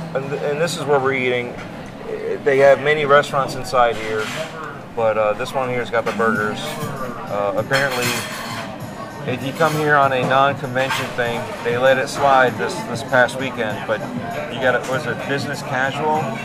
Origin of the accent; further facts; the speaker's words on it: Chicago, Illinois, United States; I'm from Chicago